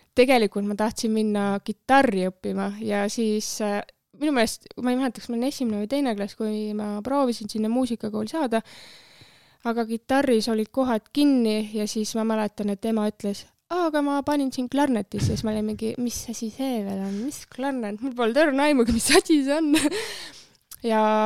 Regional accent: Tallinn, Harju County, Estonia; Männikul äh, kasvasin üles ja metsa ääres seal mõnus

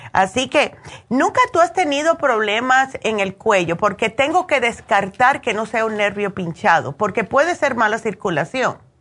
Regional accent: Cuba; siendo buena cubana

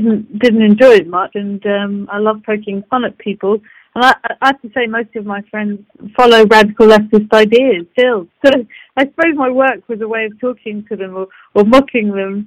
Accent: London, United Kingdom; I come from Muswell Hill, for Christ's sake, you know, and I've gone to art school. My family, everything around me was sort of wacky, socialist, left field. The whole spiel, if you want. I've grown up in it

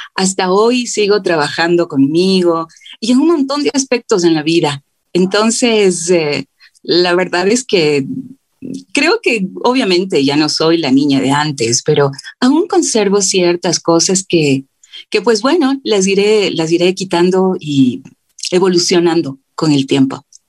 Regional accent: Quito, Pichincha, Ecuador; yo soy acá de Quito, vengo de una familia muy grande

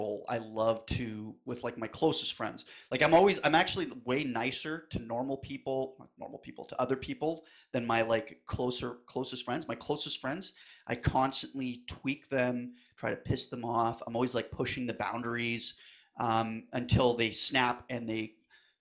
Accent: West Coast of Canada, Canada; moved away; I am a Canadian. I was originally from the West Coast

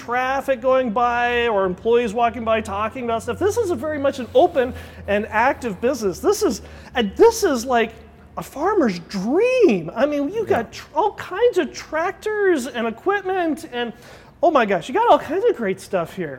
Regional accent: United States; we grew up in the Mojave

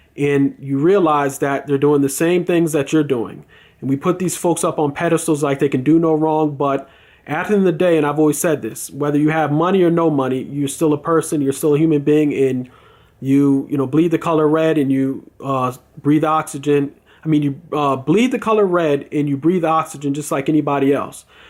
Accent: United States; as American people

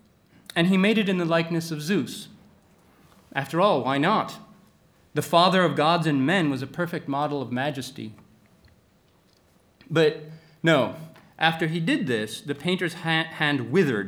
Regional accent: Athens, Attica, Greece; my hometown of Athens

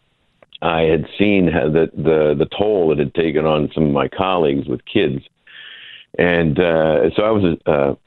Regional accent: United States; an American cameraman, I mean, I was shot at and shelled and beaten just because I was an American with a camera

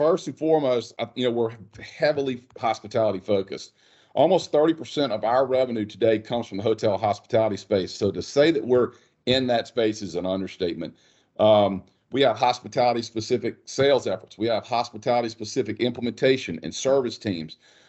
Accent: North Louisiana, United States; Born and raised in North Louisiana. Went to college at LSU.

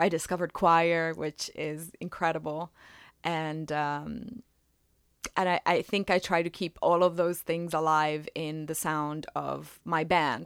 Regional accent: Italy; moved away as an adult; also born or lived in Philadelphia area; now in Philadelphia, United States; I am originally from Italy. I, uh, have been in the Philadelphia area for about thirteen years now

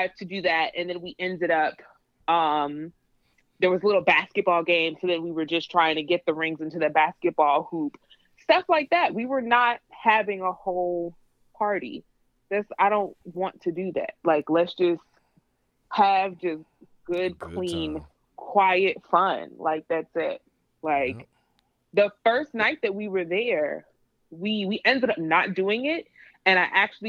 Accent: New York City, New York, United States; I'm from the Bronx

